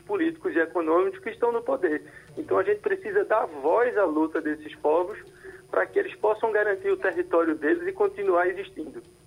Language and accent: Portuguese; Brazil; eu continuo sendo brasileiro